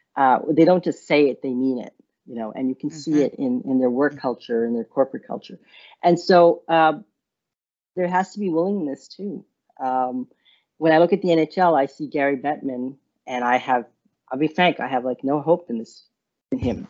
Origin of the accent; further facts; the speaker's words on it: Montreal, Quebec, Canada; also born or lived in India; now in Ottawa, Canada; we came to Montreal from India when I was about four